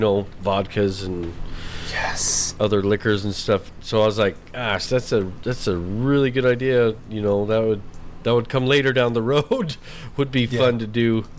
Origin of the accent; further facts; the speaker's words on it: New Mexico, United States; moved away; we're from New Mexico